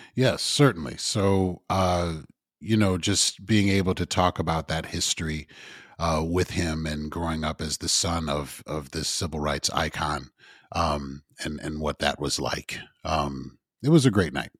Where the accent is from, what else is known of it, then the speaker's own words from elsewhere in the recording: Evanston, Illinois, United States; also born or lived in Champaign / Chicago; I grew up in Evanston